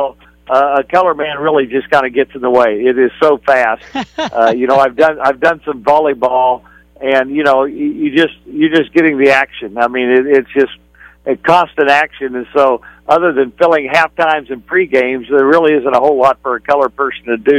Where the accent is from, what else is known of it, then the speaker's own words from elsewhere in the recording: Kansas, United States; moved away as an adult; also born or lived in Arkansas; now in West Texas, United States; I grew up in Kansas